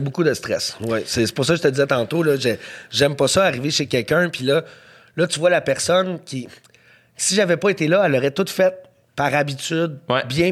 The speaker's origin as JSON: {"language": "French", "town": "Montreal", "region": "Quebec", "country": "Canada", "said": "je viens d'NDG"}